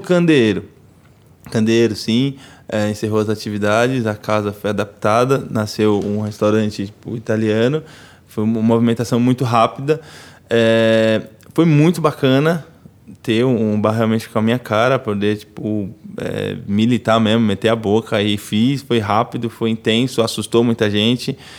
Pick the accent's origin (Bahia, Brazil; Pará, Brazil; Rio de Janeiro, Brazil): Bahia, Brazil; Itapirama; moved away; also born or lived in São Paulo; lá em Itapirama, lá na roça, na vilinha lá da roça onde eu cresci